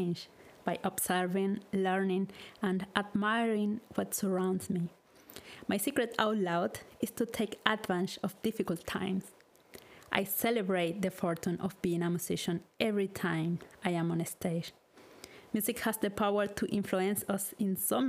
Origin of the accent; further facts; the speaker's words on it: Caracas, Capital District, Venezuela; now in Karlsruhe, Germany; I was born in Caracas, Venezuela, a beautiful tropical country that has an amazing biodiversity.